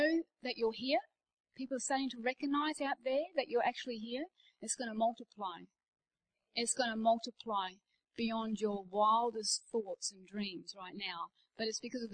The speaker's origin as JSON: {"language": "English", "country": "Australia", "moved": "yes", "said": "I'm Australian"}